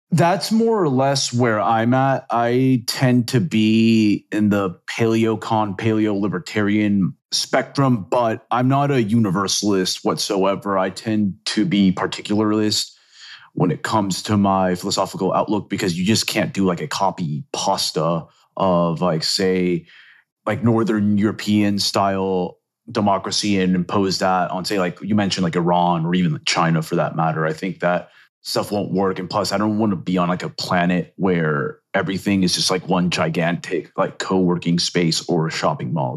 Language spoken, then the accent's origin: English; Venezuela; moved away; also born or lived in Chile / Texas; I'm actually originally from Venezuela, actually, and I've lived, like, in countries like Chile